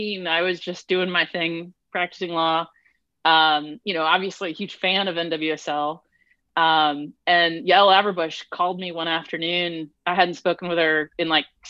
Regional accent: St. Louis, Missouri, United States; moved away as an adult; also born or lived in Cary, North Carolina; now in North Carolina, United States; I was born and raised in St. Louis, which is, of course, a big soccer town

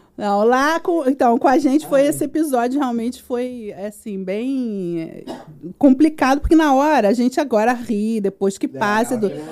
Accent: Brazil; como bom brasileiro

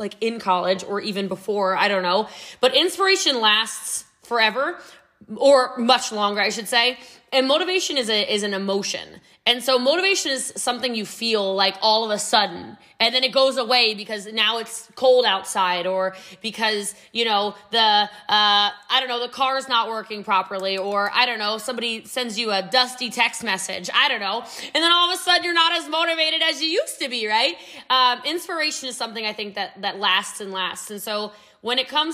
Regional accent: Middletown, Maryland, United States; moved away as an adult; also born or lived in New York; now in Texas, United States; I came from a really rough childhood. I'm actually from Frederick County, Maryland, but I'm from Middletown before it was Middletown now

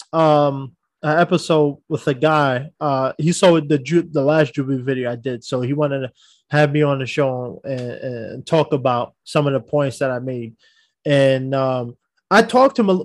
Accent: New York, United States; I'm from New York

